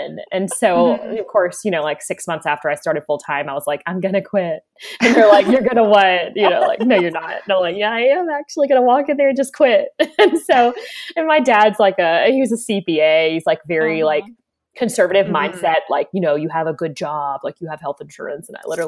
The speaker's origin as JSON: {"language": "English", "town": "Raleigh", "region": "North Carolina", "country": "United States", "tie": "born or raised there", "also_born_or_lived": "Charleston, South Carolina", "said": "I grew up in Charleston, South Carolina for my first half of childhood and Raleigh, North Carolina for the second half of childhood"}